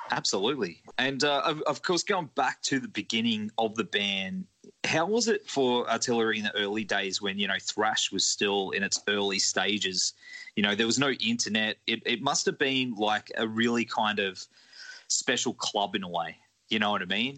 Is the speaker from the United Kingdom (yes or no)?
no; Australia; playing my hometown